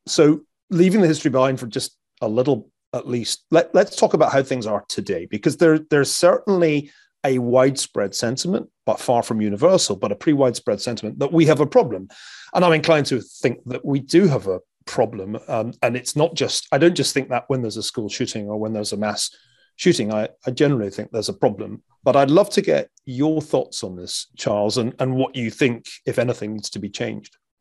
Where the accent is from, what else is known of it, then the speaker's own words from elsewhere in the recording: Glasgow, Scotland, United Kingdom; moved away as an adult; also born or lived in Stanford, California; now in United States; growing up in Glasgow uh, in the 1970s